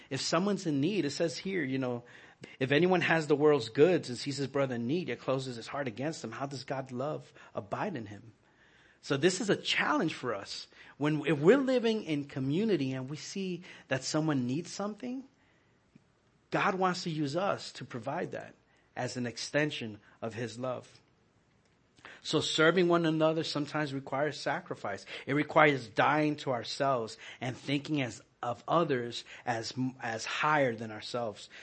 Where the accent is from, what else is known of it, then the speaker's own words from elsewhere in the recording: New York, United States; moved away; I was growing up in New York